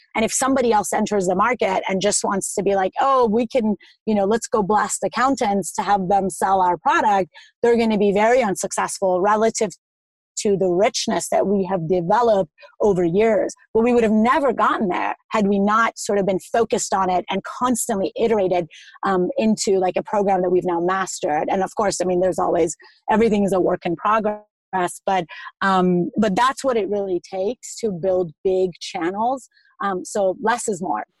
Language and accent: English; Iran; I'm from Iran, so I eat a lot of meat, the lamb in particular.